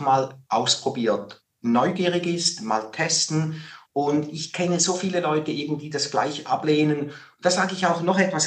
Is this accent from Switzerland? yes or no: yes; Switzerland; in der Schweiz natürlich als Schweizer